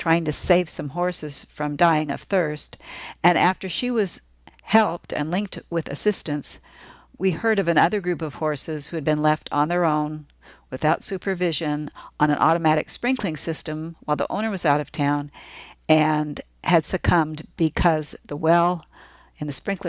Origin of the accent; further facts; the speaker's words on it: California, United States; I grew up in the California horse racing scene